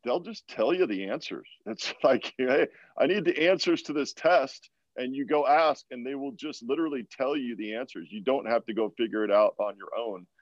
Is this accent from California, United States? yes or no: no; Walla Walla, Washington, United States; moved away as an adult; also born or lived in New England; Walla Walla, which is my hometown